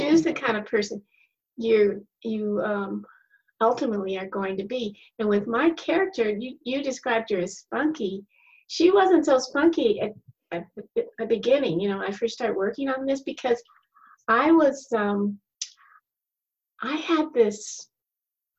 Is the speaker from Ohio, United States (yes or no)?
no; Colorado, United States; I grew up in Colorado